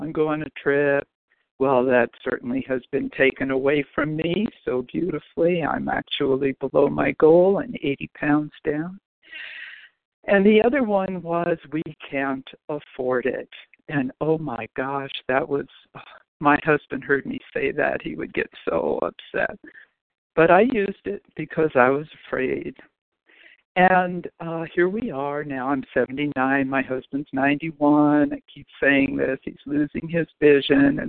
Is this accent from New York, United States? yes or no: no; Los Angeles, California, United States; also born or lived in Chicago; I grew up in L.A.